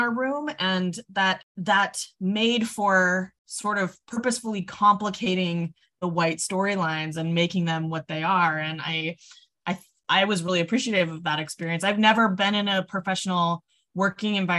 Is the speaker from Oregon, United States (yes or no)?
yes; Oregon, United States; I grew up in a small town in Oregon